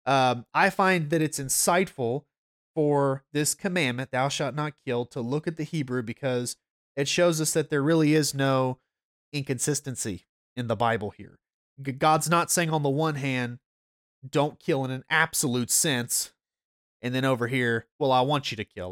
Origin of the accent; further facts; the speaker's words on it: North Georgia, United States; I am a Gentile and I'm from North Georgia